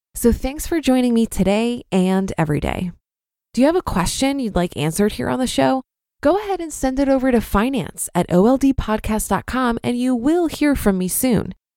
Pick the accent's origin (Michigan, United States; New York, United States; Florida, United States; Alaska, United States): New York, United States; Brooklyn; Growing up in Brooklyn